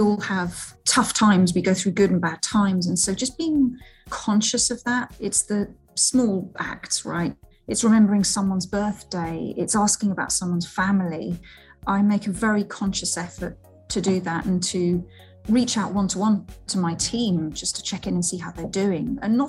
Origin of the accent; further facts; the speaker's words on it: Seville, Andalusia, Spain; born there; So I was born in Seville. My mum was Spanish, my dad is Scottish, and that was amazing, just being brought up with two different cultures.